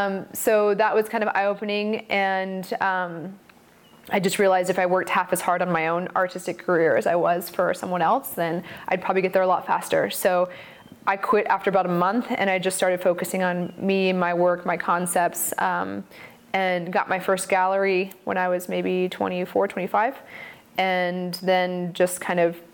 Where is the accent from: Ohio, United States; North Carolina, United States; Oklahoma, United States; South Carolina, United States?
North Carolina, United States; Charlotte; now in Oregon, United States; I grew up in Charlotte, North Carolina, in an art gallery, actually right above it